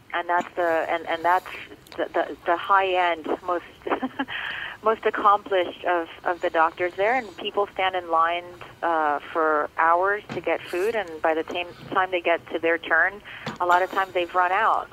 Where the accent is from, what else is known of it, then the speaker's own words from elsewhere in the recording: Miami, Florida, United States; first language Spanish; English is a second language; I grew up in Little Havana in Miami, and now I'm I'm very much back home